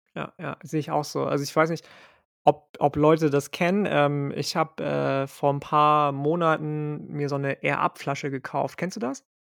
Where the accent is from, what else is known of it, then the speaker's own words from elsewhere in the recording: Lübeck, Schleswig-Holstein, Germany; in Lübeck geboren und aufgewachsen